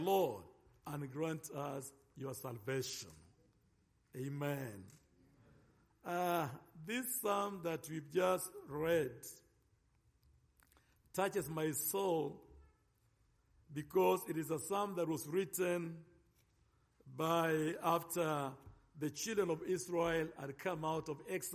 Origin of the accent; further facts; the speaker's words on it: Nairobi, Kenya; accent: African; I come from Nairobi, Kenya.